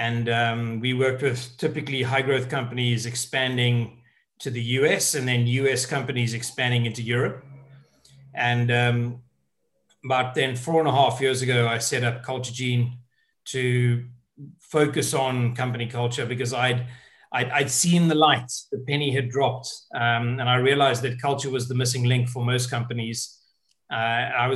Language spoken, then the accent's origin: English; South Africa; moved away as an adult; now in United Kingdom; I'm originally from South Africa. And I moved over to the UK in 99.